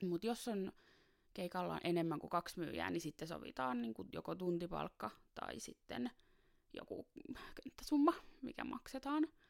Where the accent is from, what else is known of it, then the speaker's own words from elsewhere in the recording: Taivassalo, Southwest Finland, Finland; now in Helsinki, Finland; tulen Helsingistä, ja, mutta on kotoisin Taivassalosta Varsinais-Suomesta